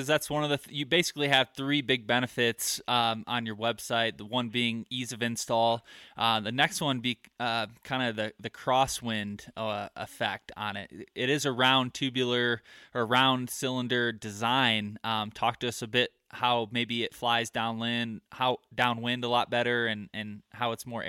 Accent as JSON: {"language": "English", "region": "Michigan", "country": "United States", "tie": "born or raised there", "lives_now": "Colorado, United States", "said": "growing up in Michigan and living in the Midwest, I had 5 archery shops within probably 30 to 45 minutes of my house. I move out to Colorado and I'm up in the mountains."}